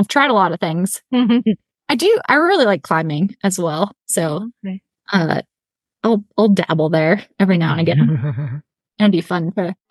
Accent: Chicago, Illinois, United States; moved away; I grew up in Chicago, so I was telling you all before we got going, and spent all of my summers in high school up in Quetico Provincial Park, canoeing around, just north of the Boundary Waters.

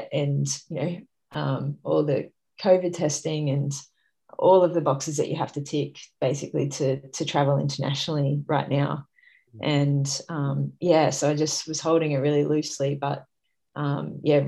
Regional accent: Sydney, New South Wales, Australia; Sydney's obviously my hometown

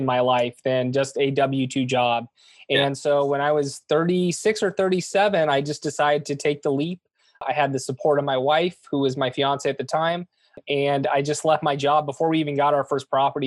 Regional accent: Southern California, United States; born and raised in Southern California

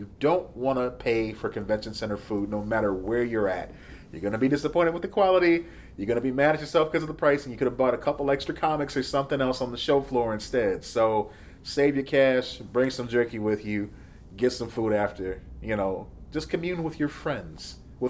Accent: Midwest, United States; Now, we're from the Midwest, so we don't have a Jack in the Box.

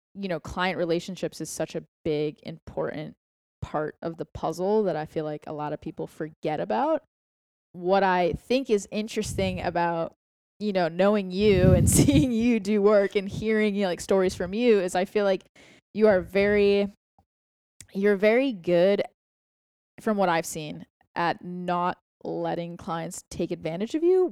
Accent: Boston, Massachusetts, United States; moved away as an adult; now in Austin, United States; we're both from Boston

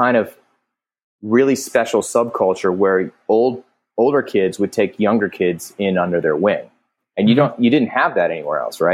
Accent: Alexandria, Virginia, United States; I grew up in Alexandria, Virginia

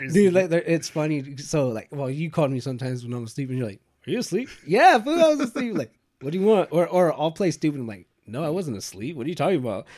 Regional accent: Bakersfield, California, United States; we're from Bakersfield

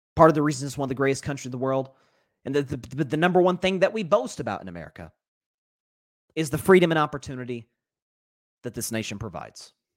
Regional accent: Tennessee, United States; it's the state I'm from

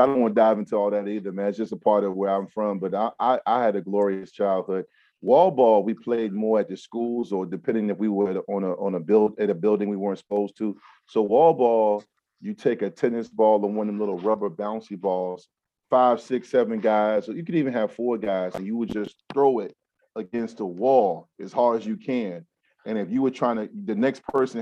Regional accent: Newport News, Virginia, United States; also born or lived in Durham, North Carolina / Hampton, Virginia; they returned home, and I grew up in Newport News, and we moved to Hampton. So I grew up in Newport News and Hampton. So I'm a Tidewater guy

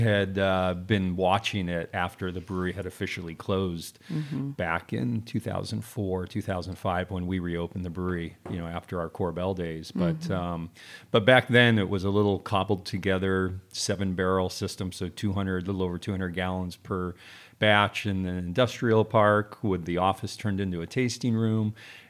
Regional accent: Temecula, California, United States; Yeah, I grew up in Southern California, but specifically in Temecula. And my folks planted the first commercial vineyard in Temecula in 1968.

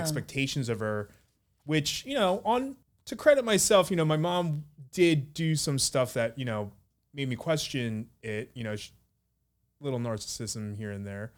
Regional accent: United States; growing up in America without those representations

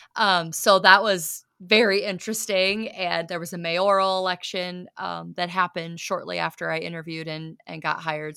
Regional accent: southern Iowa, United States; also born or lived in Canton, South Dakota; now in Watertown, United States; I'm from Iowa originally, but further, further south, than Northwest Iowa

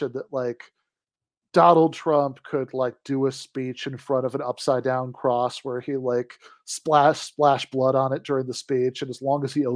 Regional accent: Michigan, United States; my home state of Michigan

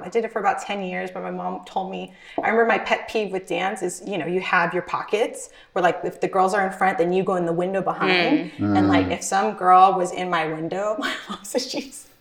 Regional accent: Whittier, California, United States; also born or lived in Los Angeles; I grew up born in Echo Park, Cedars-Sinai in LA, and then we moved more east over to like Whittier, La Habra area

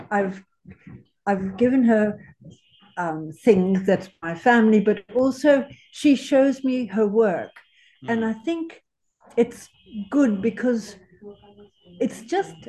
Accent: Zimbabwe; also born or lived in South Africa / London, United Kingdom; now in Australia; I'm from Zimbabwe. Mm-hmm. I'm born in South Africa

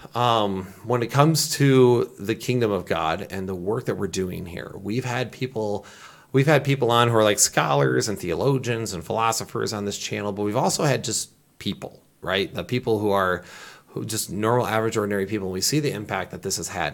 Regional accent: Michigan, United States; I'm from Michigan.

